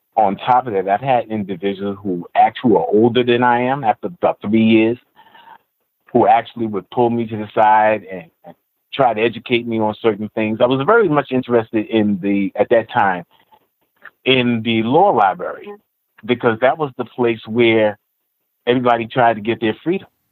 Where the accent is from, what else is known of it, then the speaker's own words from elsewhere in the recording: New York City, New York, United States; also born or lived in Nassau County; I grew up in Queens, Jamaica, Queens to be exact, until I was about about 18, 19